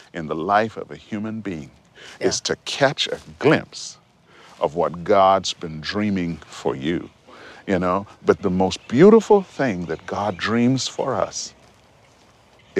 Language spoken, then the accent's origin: English; Montreal, Quebec, Canada; I was growing up in Montreal, living in Montreal.